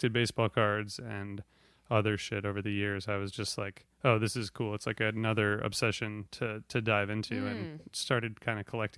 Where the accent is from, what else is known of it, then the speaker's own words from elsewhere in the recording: Ohio, United States; I'm from Ohio